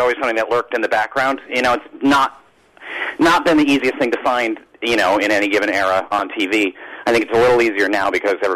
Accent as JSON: {"language": "English", "town": "Stamford", "region": "Connecticut", "country": "United States", "tie": "born or raised there", "said": "I was actually born and raised pretty much in and around the Stamford, Connecticut area"}